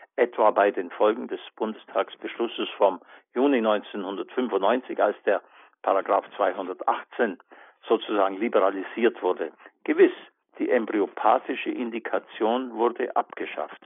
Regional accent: Allgäu, Bavaria, Germany; in meiner Heimatstadt im Allgäu

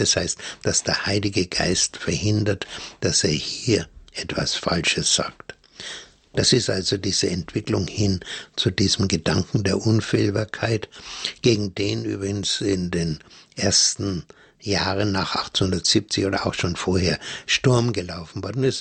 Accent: Germany; also born or lived in Bavaria; bei uns in Deutschland

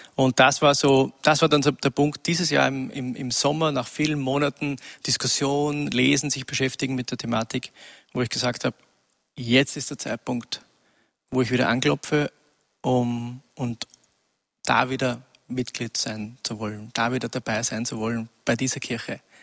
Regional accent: Upper Austria, Austria; ich wurde in Oberösterreich geboren, in einem kleinen Nest, 1000 Einwohner. Ähm, und wurde dort sozialisiert in den 70er Jahren

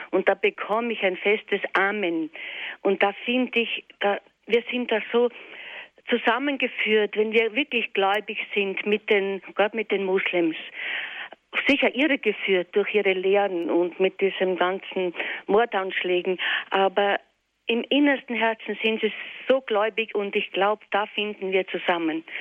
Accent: Weiz, Styria, Austria; mit Moslems in meiner Heimatstadt Weiz

